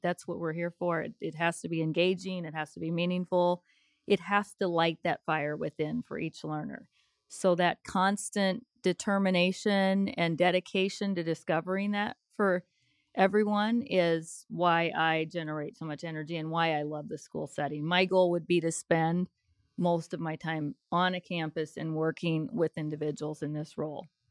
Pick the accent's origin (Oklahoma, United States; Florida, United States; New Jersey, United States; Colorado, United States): Colorado, United States; moved away as an adult; also born or lived in Arizona / Denver; now in Evansville, United States; I am originally from Colorado